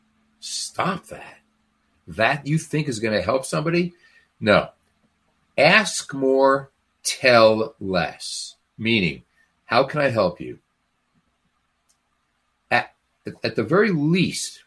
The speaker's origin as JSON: {"language": "English", "town": "Newark", "region": "New Jersey", "country": "United States", "tie": "born or raised there", "said": "I grew up in Newark, New Jersey"}